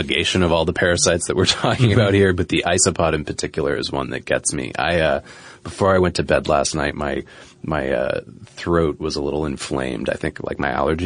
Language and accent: English; New England, United States; Where I grew up in New England